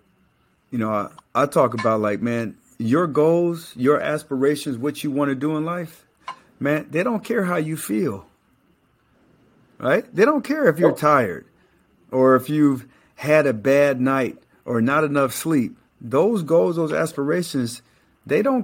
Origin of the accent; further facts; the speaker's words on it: Colorado Springs, Colorado, United States; I'm from Colorado Springs, and, you know, it's not all that tough